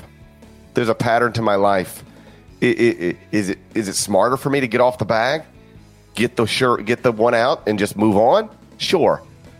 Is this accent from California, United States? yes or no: no; Mississippi, United States; moved away; also born or lived in Tennessee; I was born in Tennessee but raised in Mississippi.